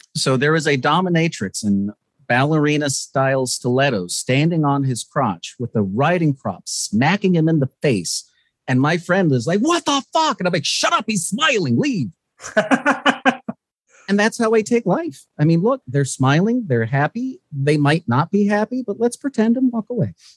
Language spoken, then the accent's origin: English; West Palm Beach, Florida, United States; also born or lived in Ocala, Florida; I grew up in Florida. Um, I was actually born near Ocala, which is the middle of fucking nowhere. Uh, you basically have more alligators than people. And I was raised in the West Palm Beach area.